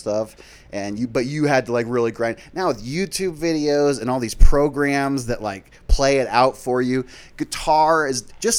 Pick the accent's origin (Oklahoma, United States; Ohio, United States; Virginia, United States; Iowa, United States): Iowa, United States; Des Moines; Born in Des Moines, Iowa.